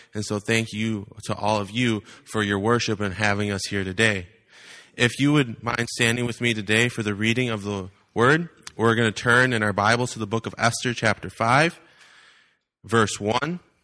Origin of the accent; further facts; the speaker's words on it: Wisconsin, United States; now in Iowa, United States; I am from Iowa. I'm actually originally from the wonderful state of Wisconsin